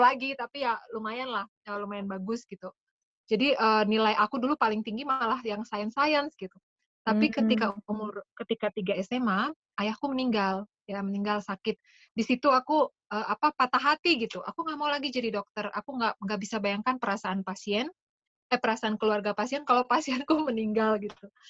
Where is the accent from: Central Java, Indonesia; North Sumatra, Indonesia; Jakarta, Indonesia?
Jakarta, Indonesia; also born or lived in Belgium / Bekasi; Aku, eh, besar di Jakarta, terus kemudian ya pokoknya, eh, S D, S M P SD aku di Bekasi, SMP, S M A di Jakarta